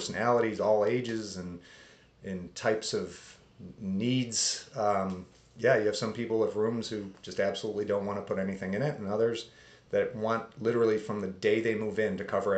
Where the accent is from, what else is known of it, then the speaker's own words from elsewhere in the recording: Pittsford, New York, United States; I grew up in a suburb of Rochester called Pittsford